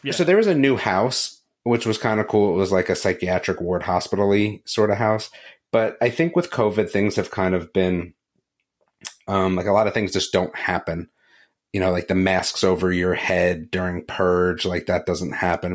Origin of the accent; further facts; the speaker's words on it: New Jersey, United States; growing up in New Jersey